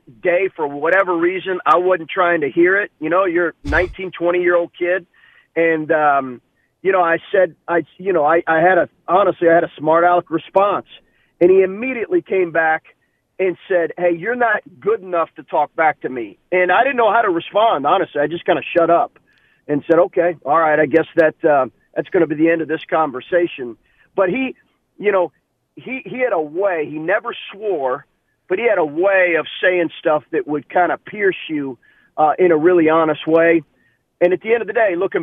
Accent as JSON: {"language": "English", "town": "Lexington", "region": "Kentucky", "country": "United States", "tie": "born or raised there", "said": "we grew up in Lexington, Kentucky."}